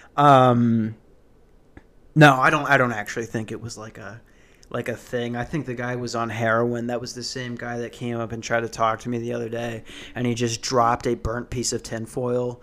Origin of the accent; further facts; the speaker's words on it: Ambridge, Pennsylvania, United States; now in Phoenix, United States; I'm from the Berg